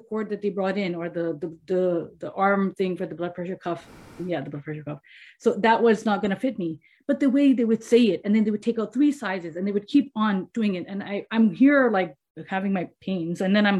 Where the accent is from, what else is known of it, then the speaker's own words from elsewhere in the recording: India; because I come from India, but Muslims are considered minority there, not majority there in certain places.